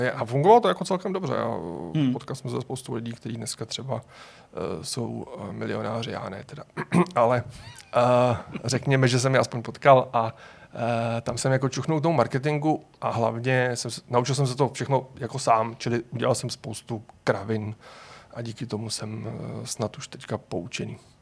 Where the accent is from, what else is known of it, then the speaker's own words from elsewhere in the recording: Prague, Czechia; jsem Pražák